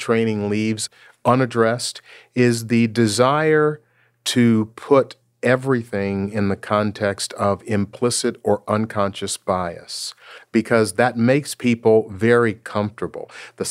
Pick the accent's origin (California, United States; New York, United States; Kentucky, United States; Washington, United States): Washington, United States; Seattle; I'm from Seattle, Washington. That's the home of Starbucks.